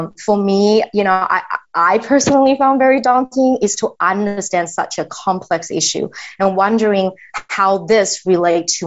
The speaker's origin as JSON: {"language": "English", "country": "Australia", "tie": "born or raised there", "also_born_or_lived": "Taiwan", "accent": "culturally confused", "second_language": "English", "moved": "as an adult", "lives_now": "United States", "said": "I'm originally from Taiwan, and I grew up in Australia. That's why I learned my English"}